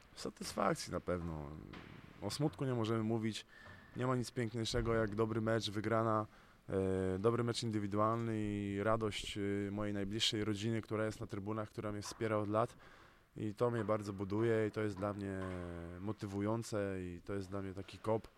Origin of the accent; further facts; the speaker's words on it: Gdynia, Pomeranian Voivodeship, Poland; now in Słupsk, Poland; jadę do mojego rodzinnego miasta, do Gdyni